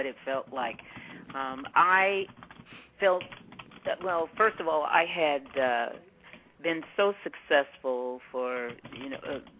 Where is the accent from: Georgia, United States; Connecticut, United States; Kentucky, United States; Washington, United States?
Washington, United States; Seattle; also born or lived in Yakima, Washington; I was born and raised in Washington State. I was born in Seattle